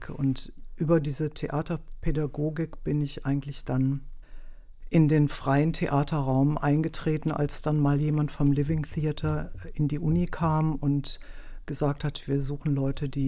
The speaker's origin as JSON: {"language": "German", "town": "Wuppertal", "region": "North Rhine-Westphalia", "country": "Germany", "moved": "as an adult", "lives_now": "Berlin, Germany", "said": "Nee, ich komme ursprünglich aus Wuppertal"}